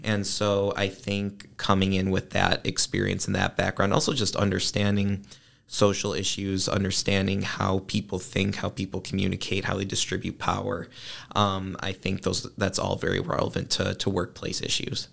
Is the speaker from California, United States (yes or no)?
no; Northbrook, Illinois, United States; I am from Northbrook, which is a northern suburb of Chicago